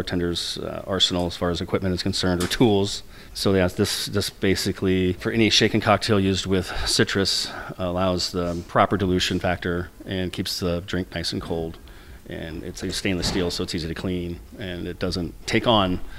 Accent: La Porte, Indiana, United States; my hometown of LaPorte, Indiana

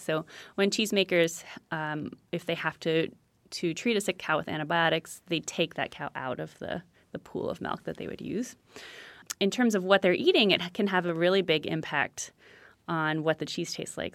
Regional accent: San Francisco, California, United States; I'm from San Francisco

